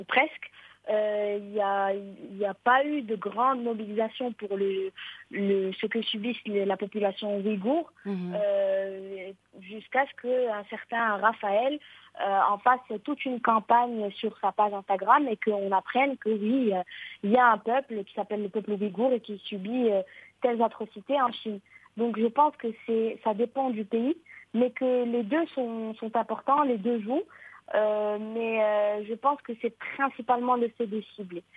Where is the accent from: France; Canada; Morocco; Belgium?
Morocco; chez nous au Maroc